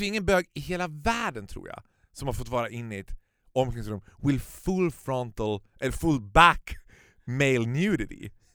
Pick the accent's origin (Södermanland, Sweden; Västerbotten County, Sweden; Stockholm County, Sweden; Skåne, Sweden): Stockholm County, Sweden; Stockholm; som stockholmare så har du alltid liksom den stockholmsglasögonen på dig